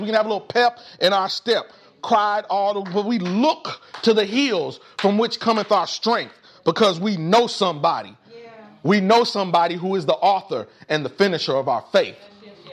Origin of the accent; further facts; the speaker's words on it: Indianapolis, Indiana, United States; growing up in Indianapolis